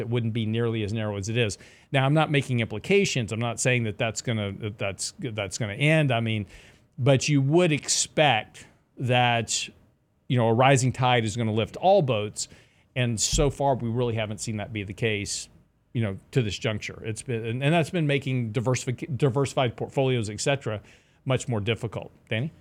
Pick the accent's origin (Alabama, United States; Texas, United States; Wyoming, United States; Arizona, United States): Texas, United States; Lake Jackson; I grew up in Lake Jackson, which is about an hour, if you don't know where that is, it's on the coast on south, uh, south of Houston.